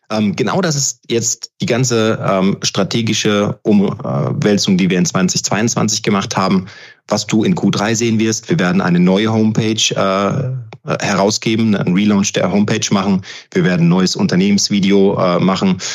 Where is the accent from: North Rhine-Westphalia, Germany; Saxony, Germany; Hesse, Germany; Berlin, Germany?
Hesse, Germany; Frankfurt; Ich meine, ich bin gebürtiger Frankfurter. Für mich ist das ein absolutes äh, Herzensprojekt